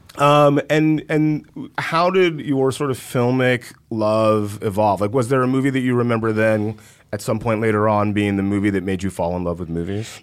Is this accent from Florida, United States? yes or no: no; West Central Georgia, United States; I grew up in West Central Georgia